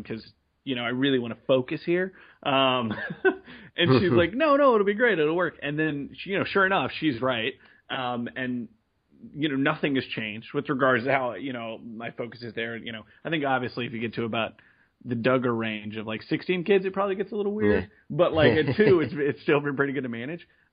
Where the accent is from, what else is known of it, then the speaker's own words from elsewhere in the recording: San Antonio, Texas, United States; I'm from Texas, San Antonio specifically, born and raised here.